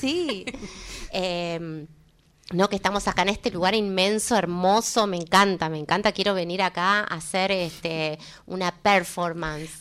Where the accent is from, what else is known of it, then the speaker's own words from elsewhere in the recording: Córdoba, Argentina; soy cordobesa